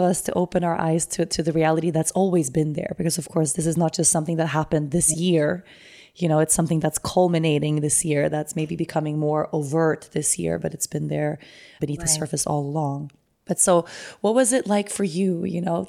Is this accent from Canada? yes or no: no; Sweden; now in Aruba; I'm from Sweden, so it's a little bit different there. And I live in Aruba